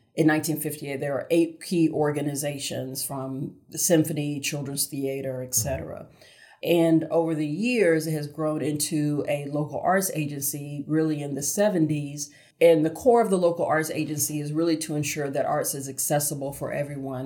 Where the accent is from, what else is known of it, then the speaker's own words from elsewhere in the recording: Augusta, Georgia, United States; now in Charlotte, United States; born and raised in Augusta, Georgia